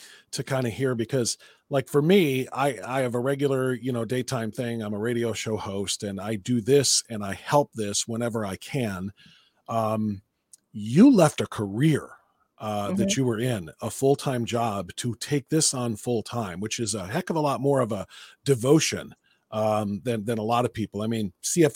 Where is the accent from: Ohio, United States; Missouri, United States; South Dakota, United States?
Ohio, United States; Cleveland; being a Midwesterner, you know, from Cleveland